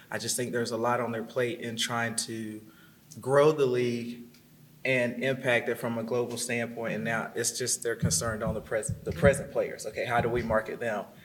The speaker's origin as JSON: {"language": "English", "region": "North Carolina", "country": "United States", "tie": "born or raised there", "said": "Coach Kay Yow and Coach Hatchell, growing up in North Carolina."}